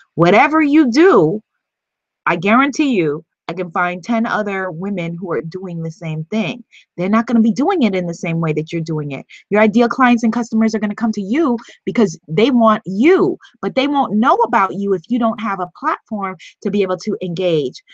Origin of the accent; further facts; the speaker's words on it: New York, United States; I'm from New York and I'm a hustler